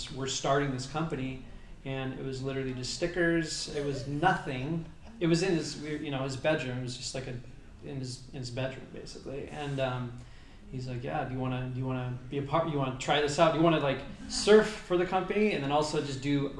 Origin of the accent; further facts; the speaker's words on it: Southern California, United States; I mainly grew up in Southern California